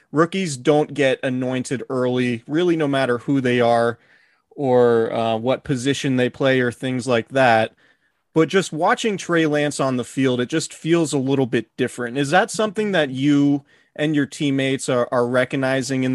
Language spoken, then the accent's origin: English; Santa Rosa, California, United States; Santa Rosa, my hometown